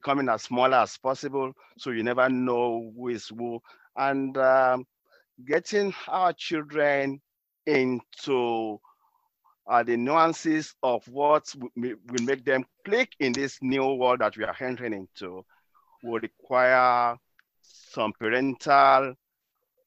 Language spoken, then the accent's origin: English; Lagos, Nigeria; moved away as an adult; now in United States; I did my primary, secondary, and first university education in Nigeria.